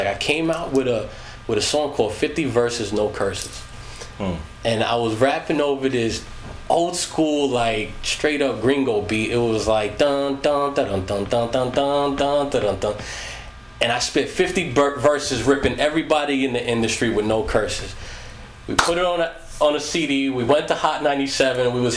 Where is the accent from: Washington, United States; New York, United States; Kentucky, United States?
New York, United States; Long Island; I was from Long Island